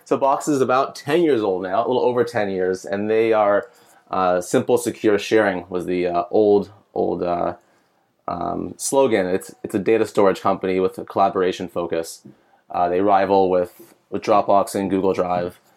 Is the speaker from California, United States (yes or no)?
yes; San Diego, California, United States; moved away as an adult; also born or lived in Cal Poly / Bay Area; now in Los Angeles, United States; I'm from San Diego